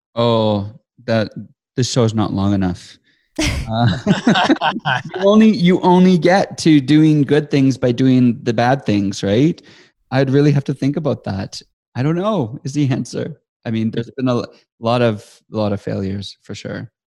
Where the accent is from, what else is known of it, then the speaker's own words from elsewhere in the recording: Estevan, Saskatchewan, Canada; moved away as an adult; also born or lived in Sydney, Australia; now in Calgary, Canada; I grew up in Estevan, Saskatchewan, which is most people never know what that is, but it is in Canada, the southeast corner of Saskatchewan